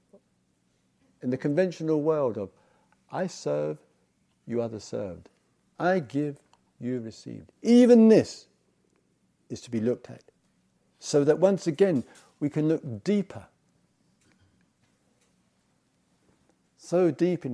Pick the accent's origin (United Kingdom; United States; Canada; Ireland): United Kingdom; England; I come from England